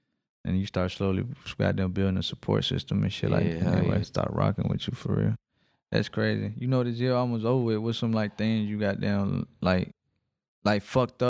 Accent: Riverdale, Georgia, United States; I'm even from Riverdale, right here.

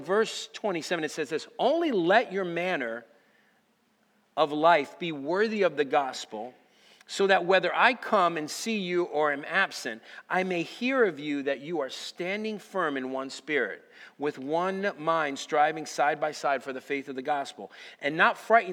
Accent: United States; If I'm an American, which I am

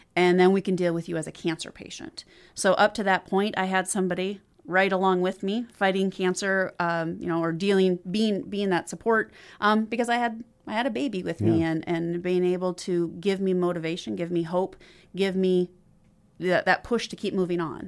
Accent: Watertown, South Dakota, United States; also born or lived in Hamlin, South Dakota; now in Sioux Falls, United States; I grew up in South Dakota. Uh, was born and raised just outside of Watertown.

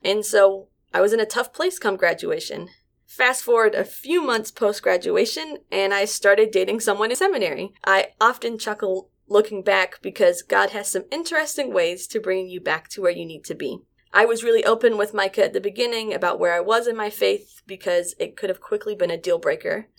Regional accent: Staunton, Virginia, United States; I was coming from Stanton from a small rural town

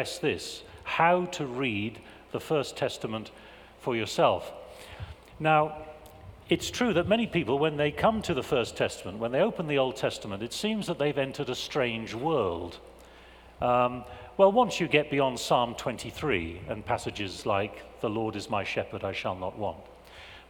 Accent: England, United Kingdom; I'm an Englishman. And as an Englishman, I have been raised in a culture that prizes understatement

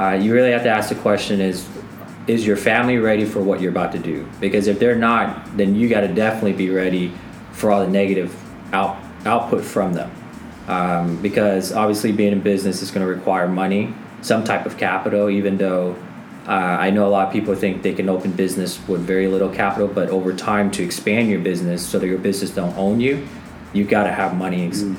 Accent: Middle America, Midwest, United States; we come from Middle America

